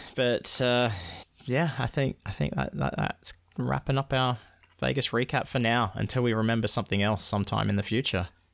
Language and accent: English; Perth, Scotland, United Kingdom; I'm from Perth.